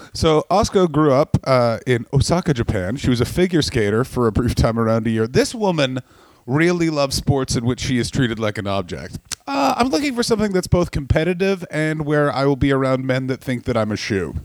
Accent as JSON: {"language": "English", "country": "Canada", "said": "I'm from Canada"}